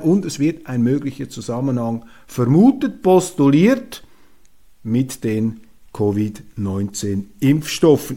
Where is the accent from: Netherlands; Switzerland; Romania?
Switzerland; als Schweizer und jemand, der auch in Europa studiert hat, und wir Schweizer sind auch Europäer